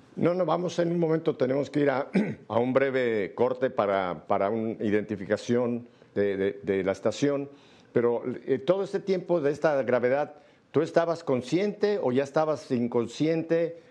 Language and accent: Spanish; Mexico; now in Miami, United States; en Miami la minoría somos los mexicanos